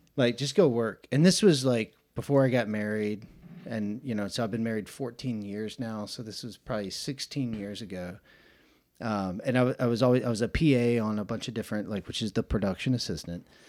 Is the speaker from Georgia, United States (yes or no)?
yes; Atlanta, Georgia, United States; moved away as an adult; now in Chattanooga, United States; I'm from Atlanta, Georgia, born and raised